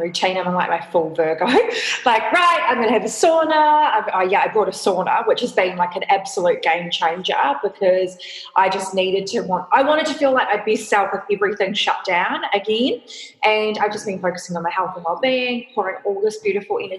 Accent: New Zealand; now in Australia; I'm a New Zealander, I classify myself as Australian because I've lived here since 2005

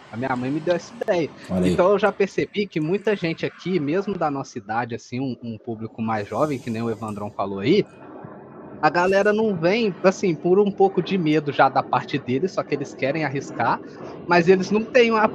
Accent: São João del-Rei, Minas Gerais, Brazil; São João Del Rei, Minas Gerais. É uma cidade histórica aqui onde eu moro, na real.

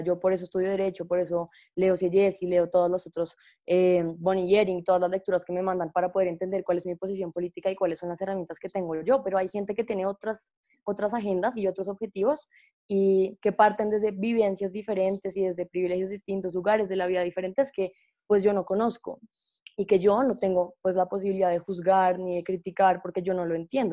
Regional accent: Colombia; nosotros como abogados y como personas y como colombianos

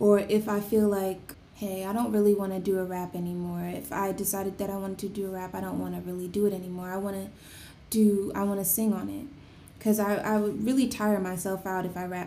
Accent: New Jersey, United States; growing up in New Jersey, I'm from New Jersey.

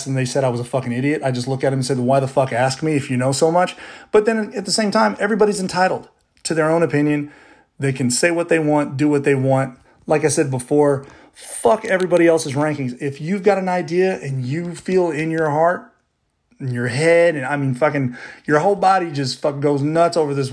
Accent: Baton Rouge, Louisiana, United States; I'm from Baton Rouge

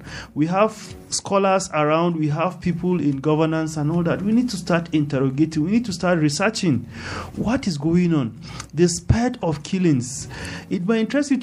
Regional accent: Jos North, Plateau, Nigeria; I am from Just North

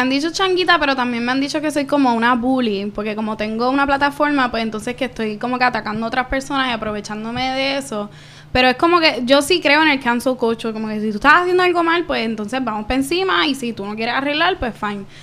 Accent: Caguas, Puerto Rico; moved away as an adult; also born or lived in San Juan metropolitan area, Puerto Rico; soy de Cagua, de Bairoa, centro y corazón de Puerto Rico, del nuevo país

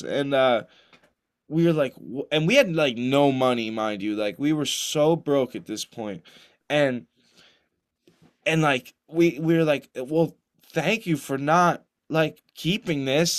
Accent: New Jersey, United States; I grew up in New Jersey

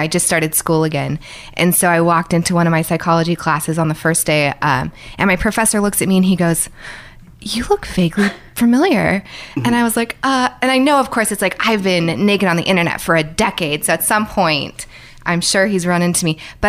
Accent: Bay Area, California, United States; also born or lived in New York; now in Los Angeles, United States; I grew up in the Bay Area.

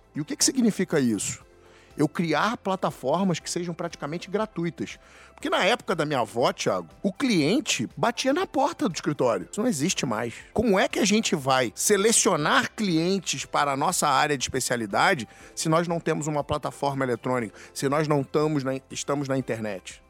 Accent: Rio de Janeiro, Brazil; moved away as an adult; now in Santa Catarina, Brazil; eu sou carioca, sou do Rio de Janeiro

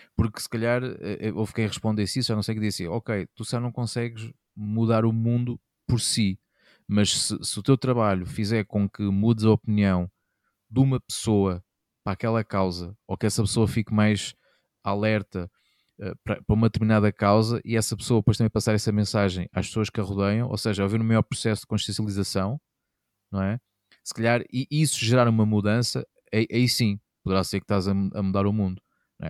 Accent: Castelo Branco, Portugal; sempre me habitei desde miúdo lá, lá em Castelo Branco

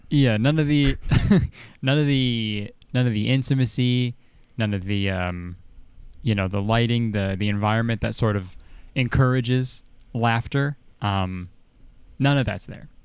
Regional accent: Canada; I'm Canadian

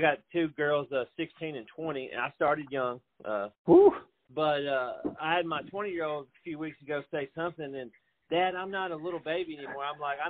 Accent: Franklin, Tennessee, United States; living in Middle Tennessee right now, I was born in Franklin, Tennessee

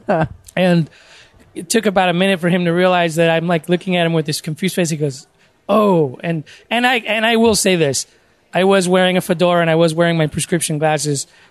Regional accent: San Diego, California, United States; I was born and raised in San Diego

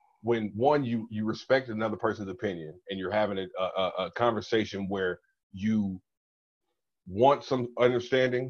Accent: Minneapolis, Minnesota, United States; moved away as an adult; now in Las Vegas, United States; I'm born and raised in Minneapolis, Minnesota

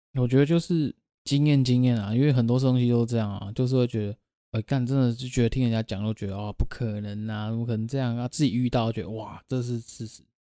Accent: Taiwan; 我们台湾话

